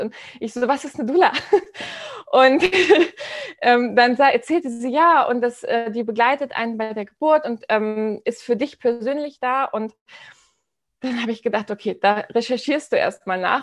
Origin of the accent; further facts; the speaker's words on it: Hamburg, Germany; ich komme aus Hamburg, ja, bin Unternehmerin hauptberuflich und ähm, bin in Hamburg so verdrahtet und Hamburg ist so meine Herzenstadt